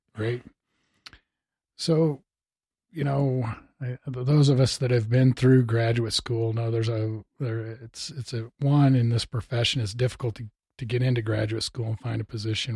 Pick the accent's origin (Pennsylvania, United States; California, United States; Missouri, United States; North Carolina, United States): Missouri, United States; now in Bozeman, United States; I enjoyed, uh, turkey hunting when I grew up in Missouri.